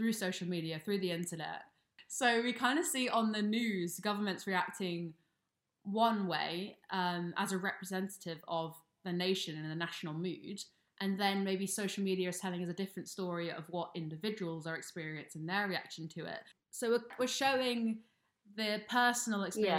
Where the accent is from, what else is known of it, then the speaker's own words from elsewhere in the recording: United Kingdom; as two British people ourselves